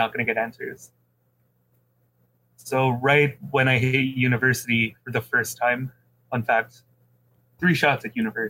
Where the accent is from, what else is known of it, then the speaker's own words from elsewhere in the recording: Philippines; I'm a Filipino